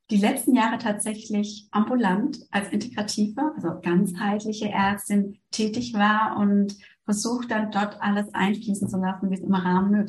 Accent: Germany; moved away as an adult; now in Switzerland; Ich bin ja aus Deutschland in die Schweiz gekommen, weil es hier den integrativen Lehrstuhl gibt

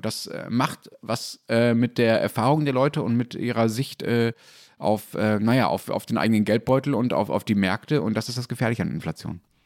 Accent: Germany

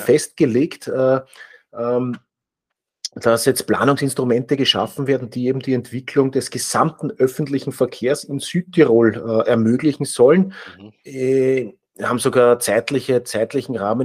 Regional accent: Austria; wir sind als Österreicher

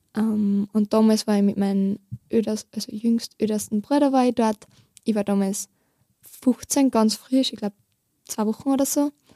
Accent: near Steyr, Upper Austria, Austria; ich komme aus der Nähe von Steyr

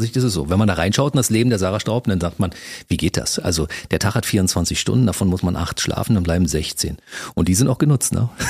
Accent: Berlin, Germany; als Berliner

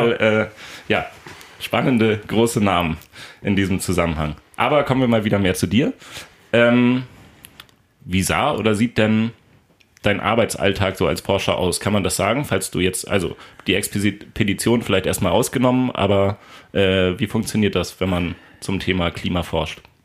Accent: Lünzen, Lower Saxony, Germany; also born or lived in Soltau; Von Soltau einmal nach Lünzen und dann lange Zeit da geblieben

